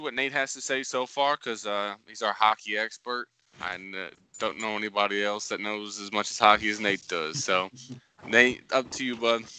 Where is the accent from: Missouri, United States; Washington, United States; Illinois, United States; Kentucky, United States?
Missouri, United States; St. Louis; we're all from St. Louis